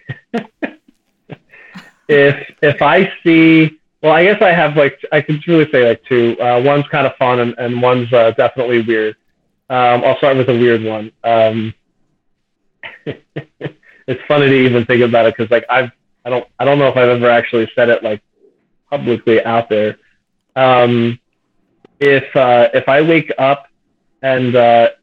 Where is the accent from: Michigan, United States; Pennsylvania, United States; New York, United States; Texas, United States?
Pennsylvania, United States; Plymouth Meeting; moved away as an adult; also born or lived in Philadelphia, Pennsylvania; now in Lower Delaware, United States; I grew up in the country Plymouth area